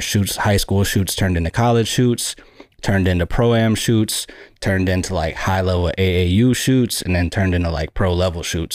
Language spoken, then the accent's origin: English; Buffalo, New York, United States; I grew up in Buffalo, New York